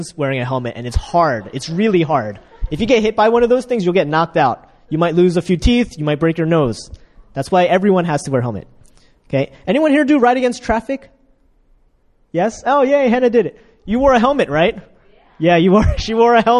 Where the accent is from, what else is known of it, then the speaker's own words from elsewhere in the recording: United States; moved away as an adult; also born or lived in Ukraine; now in Korea; I'm from America